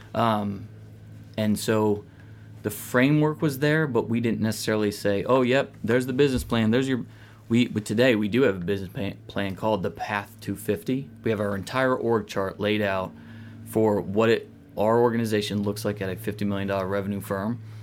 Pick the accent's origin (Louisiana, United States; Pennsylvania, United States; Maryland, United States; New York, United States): Pennsylvania, United States; outside of Philadelphia; outside of Philly